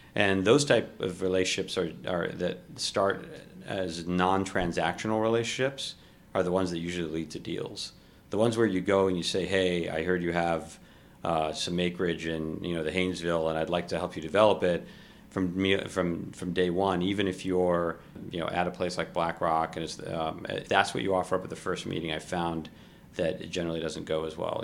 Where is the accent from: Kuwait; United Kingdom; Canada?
Kuwait; moved away; also born or lived in Ohio; I was born in Kuwait